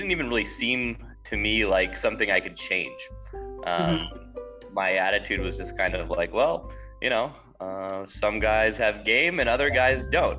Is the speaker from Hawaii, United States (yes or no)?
no; Southern California, United States; moved away as an adult; now in Kyiv, Ukraine; Originally from Southern California